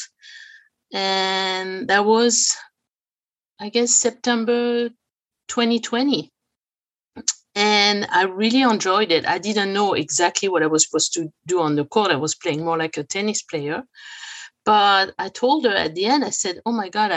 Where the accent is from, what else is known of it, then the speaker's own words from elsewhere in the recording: France; now in Los Angeles, United States; I grew up in France